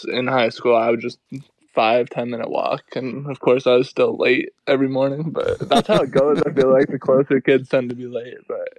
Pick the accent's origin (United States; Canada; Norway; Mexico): Canada; Yeah, we'd go to Stowe, Vermont, to ski.